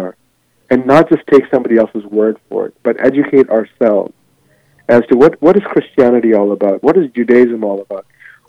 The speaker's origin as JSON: {"language": "English", "country": "Ghana", "tie": "born or raised there", "moved": "yes", "lives_now": "United States", "said": "Prior to coming to here in the United States, I mean, I was born in Ghana, which is West Africa. And I'll tell you, growing up as a child in the villages, we didn't have mirrors."}